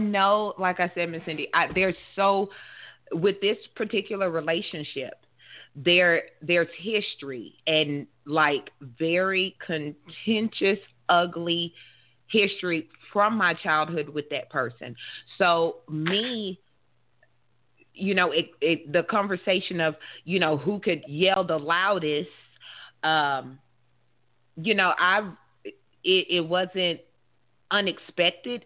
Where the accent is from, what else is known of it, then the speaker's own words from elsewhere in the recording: the South, United States; I'm in the South. I'm from the South